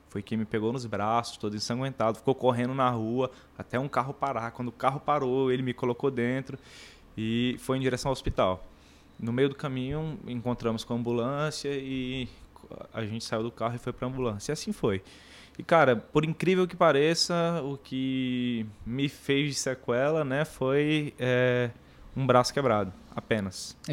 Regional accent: São Paulo, Brazil; now in Iguatu, Brazil; eu sou de São Paulo ah. São Paulo capital. Nasci em 92 e nasci nesse esse contexto periférico, né?

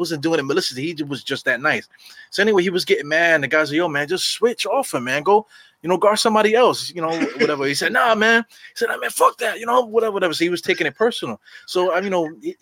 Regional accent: New York City, New York, United States; growing up in New York

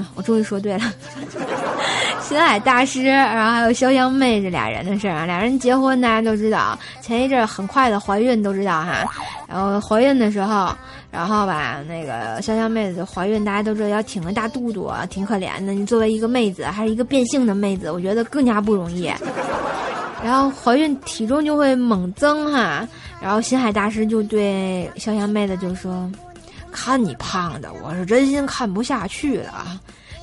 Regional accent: Tianjin, China; accent: Tianjin dialect; 我们天津话说得特别鲁

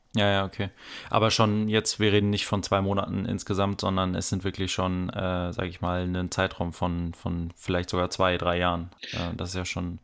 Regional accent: OWL, North Rhine-Westphalia, Germany; ich komme aus OWL ähm, und sitze auch gerade hier in OWL

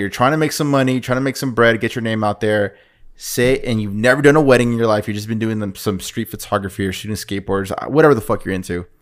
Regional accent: Oceanside, California, United States; we're two fuckers from Oceanside

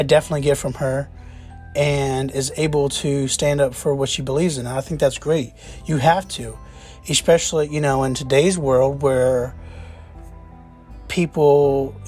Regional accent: Jacksonville, Florida, United States; I grew up in Jacksonville, Florida

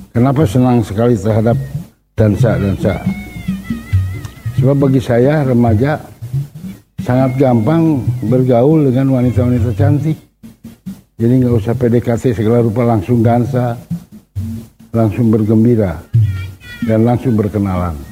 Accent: Bandung, West Java, Indonesia; saya anak Bandung lahir di Bandung besar di Bandung sekolah dari WSD sampai S1 di Bandung lingkungan rumah saya adalah lingkungan seniman

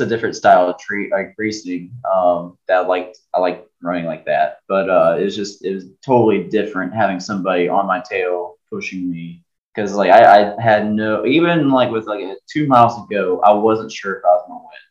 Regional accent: Hurricane, West Virginia, United States; Hurricane's my hometown. This is home

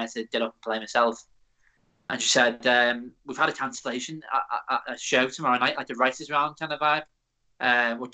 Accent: near Liverpool, North West England, United Kingdom; I'm from near Liverpool

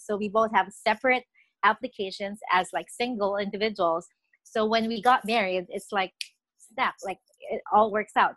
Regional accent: Nueva Ecija, Central Luzon, Philippines; moved away as an adult; also born or lived in Quezon City, Philippines; now in Canada; I was born and raised in the Philippines. I'm from Nueva Ecija

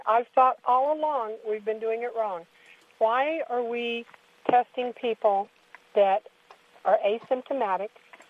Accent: Kalispell, Montana, United States; I'm actually from Kalispell, Montana

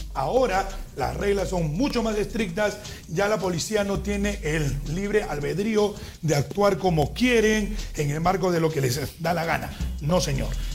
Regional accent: Peru; tanto lo de la costa como lo de la sierra como lo de la selva somos peruanos

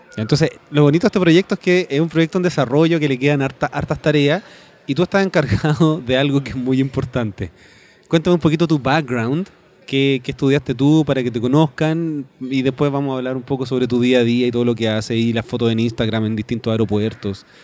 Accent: Chile; yo soy de Chile

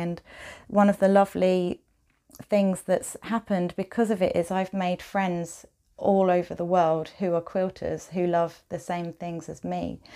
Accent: Maidstone, South East England, United Kingdom; moved away as an adult; also born or lived in Medway / Norwich / Canterbury / Jersey; now in Wellington, United Kingdom; So I grew up in Kent, um, mostly Maidstone and then Medway.

